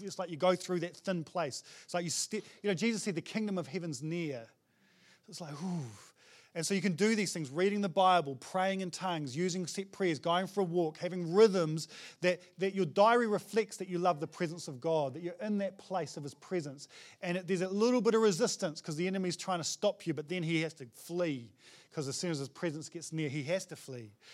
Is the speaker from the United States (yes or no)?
no; New Zealand; as a Kiwi guy